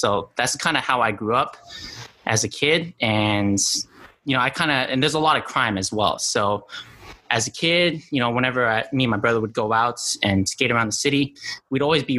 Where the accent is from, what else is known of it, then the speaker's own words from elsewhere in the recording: Albuquerque, New Mexico, United States; I am from Albuquerque, New Mexico. If you guys watch Breaking Bad, that's exactly where I'm from. It depicts New Mexico quite perfectly, actually.